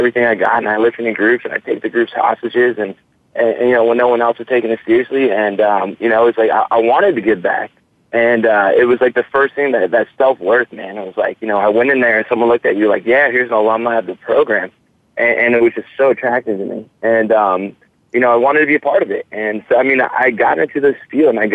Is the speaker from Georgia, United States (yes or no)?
yes; Atlanta, Georgia, United States; now in Florida, United States; I'm from Atlanta, Georgia.